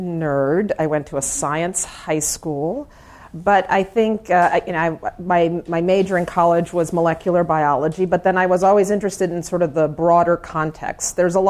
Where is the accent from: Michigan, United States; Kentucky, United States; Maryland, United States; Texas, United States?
Maryland, United States; also born or lived in Germany; My mother is German, and I was born in Germany, and I didn't live any place longer than three or four years until my parents moved to Maryland, and when I went to high school there